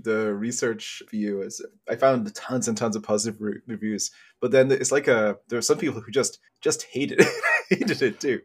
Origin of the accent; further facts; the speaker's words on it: England, United Kingdom; 'Cause I'm from England